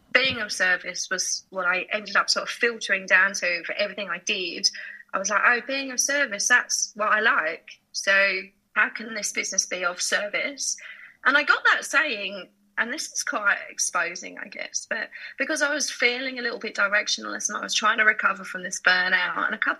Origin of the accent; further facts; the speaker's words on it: Harlow, East of England, United Kingdom; So my mum is Chinese Malaysian. My dad is Anglo-Burmese. And I was born in England. So I grew up on the borders of Essex and Hertfordshire, from a town called Harlow in Essex, which some people call the armpit of Essex